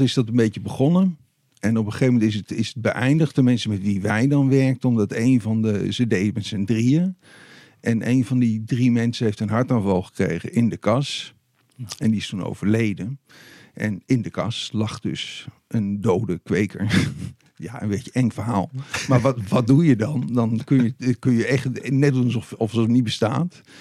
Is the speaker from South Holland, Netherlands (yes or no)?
no; Deventer, Overijssel, Netherlands; in Deventer, waar ik ben opgegroeid